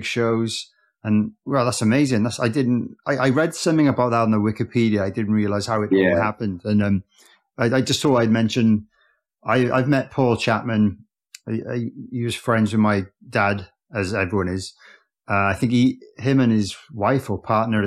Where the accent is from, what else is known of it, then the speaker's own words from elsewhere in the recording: near Cardiff, Wales, United Kingdom; near Cardiff is the closest city